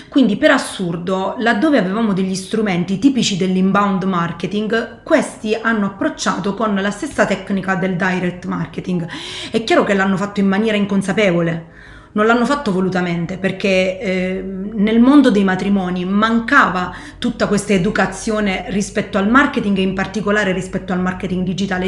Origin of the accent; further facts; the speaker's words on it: Foggia, Apulia, Italy; also born or lived in London / Rome; io sono originaria di Foggia